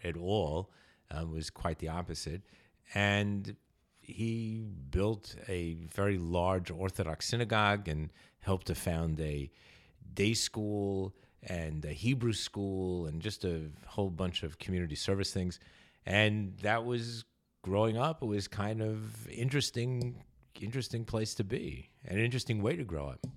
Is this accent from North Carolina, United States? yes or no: no; New York City, New York, United States; also born or lived in California; I grew up in New York